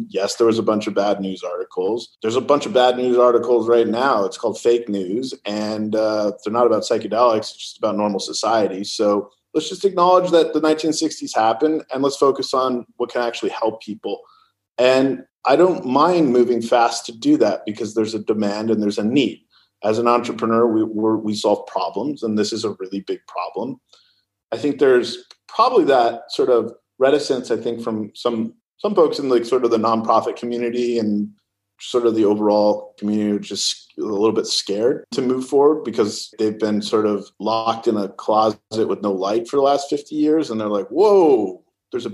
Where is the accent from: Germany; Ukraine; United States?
United States; California